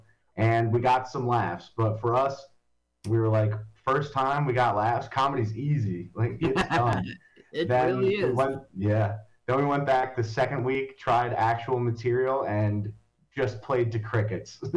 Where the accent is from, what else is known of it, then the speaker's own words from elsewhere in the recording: Long Valley, New Jersey, United States; now in Hoboken, United States; I grew up in Long Valley, New Jersey, which if anyone doesn't know where that is, it's in Morris County